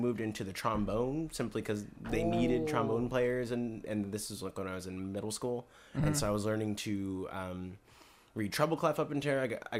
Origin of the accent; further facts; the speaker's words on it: Rancho Cucamonga, California, United States; Near where I live. I'm from Rancho Cucamonga, California, by the way.